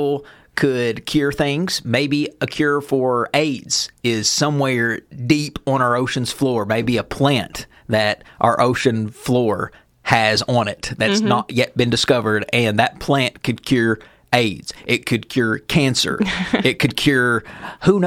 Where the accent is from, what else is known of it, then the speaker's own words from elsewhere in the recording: Beaverdam, United States; my hometown in Beaverdam